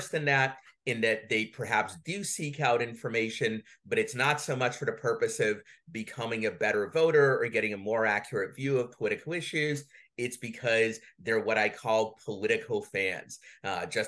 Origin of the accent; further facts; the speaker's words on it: Saint Petersburg, Russia; now in United States; I'm from the former Soviet Union, though in my case from Russia, from St. Petersburg.